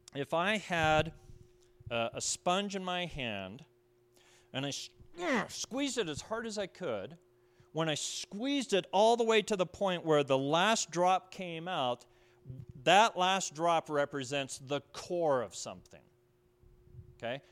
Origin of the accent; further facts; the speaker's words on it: Pueblo, Colorado, United States; moved away; I was from Pueblo, Colorado.